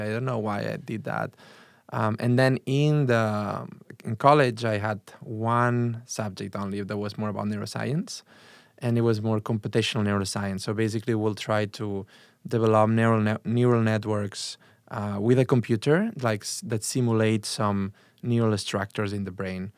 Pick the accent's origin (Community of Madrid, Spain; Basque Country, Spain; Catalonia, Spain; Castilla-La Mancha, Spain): Catalonia, Spain; Barcelona; English is a second language; moved away as an adult; now in Chicago, United States; I'm from Barcelona. I was born in a s, town really close to Barcelona.